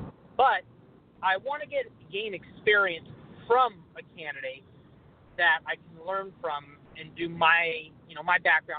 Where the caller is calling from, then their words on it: Sacramento, California, United States; I'm calling from Sacramento.